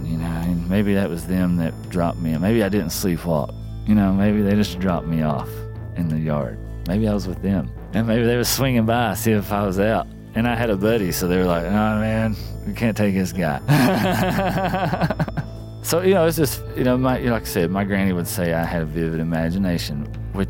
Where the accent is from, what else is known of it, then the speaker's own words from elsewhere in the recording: Appalachia, United States; as an artist, as Appalachian